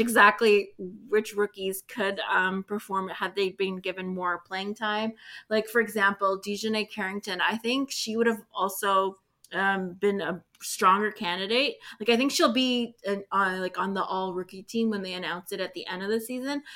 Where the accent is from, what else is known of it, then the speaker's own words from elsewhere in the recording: Canada; I'm Canadian